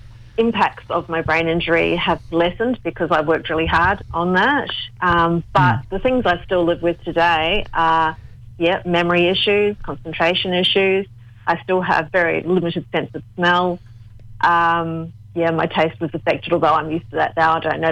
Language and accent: English; Australia; born there; I'm Australian born, but I've got, Yugoslav and...